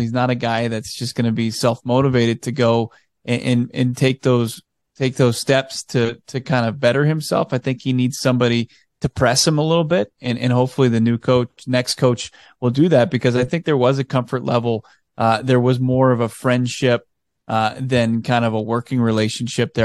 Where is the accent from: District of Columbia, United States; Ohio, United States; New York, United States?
District of Columbia, United States; Washington; moved away; I grew up on the East Coast in, in D C